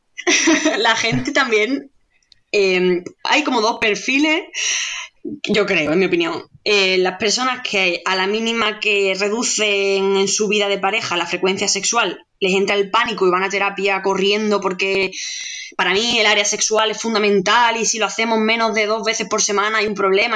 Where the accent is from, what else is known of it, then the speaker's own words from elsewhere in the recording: Andalusia, Spain; como soy andaluza, pues lo pronuncio como aquella, de aquella manera